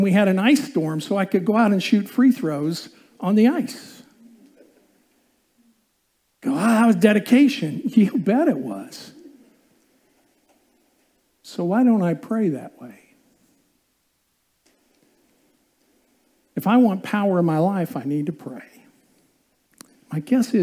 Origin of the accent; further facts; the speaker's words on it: Indiana, United States; I grew up in Indiana